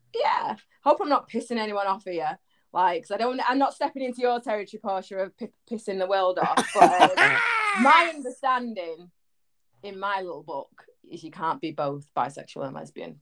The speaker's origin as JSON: {"language": "English", "town": "Manchester", "region": "North West England", "country": "United Kingdom", "accent": "Manny", "said": "I'm from Manchester, so Oi! northwest."}